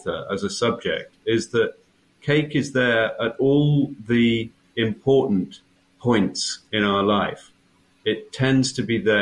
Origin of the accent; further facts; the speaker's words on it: England, United Kingdom; I'm an English writer and author